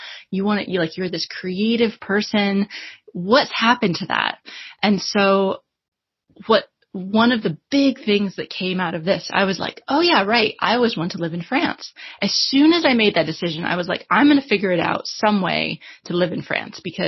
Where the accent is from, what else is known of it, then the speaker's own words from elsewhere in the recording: United States; moved away as an adult; also born or lived in Washington, D.C.; now in London, United Kingdom; I'm originally American, although I live in London now